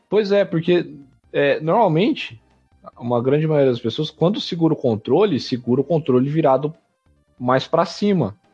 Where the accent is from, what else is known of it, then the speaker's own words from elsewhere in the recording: São Paulo, Brazil; moved away; quando eu era criança, eu morei em São Paulo